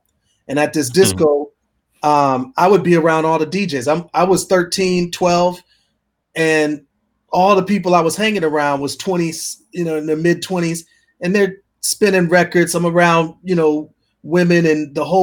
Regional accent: Wauwatosa, Wisconsin, United States; also born or lived in Milwaukee, Wisconsin / rural South; I'm from Wisconsin, and the suburb was called Wauwatosa. And so I was born in this very suburban, almost like storybook

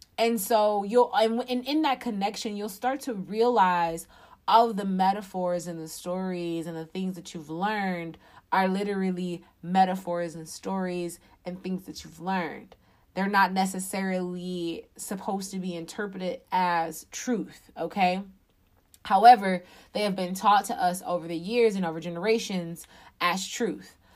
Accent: Detroit, Michigan, United States; I am from Detroit, Michigan. I actually live outside of the city.

